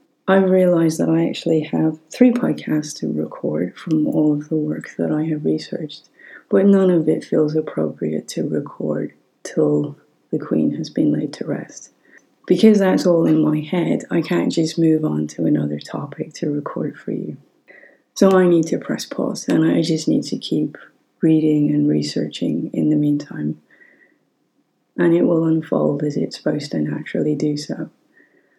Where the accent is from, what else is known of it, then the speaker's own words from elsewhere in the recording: Ireland; As an Irish person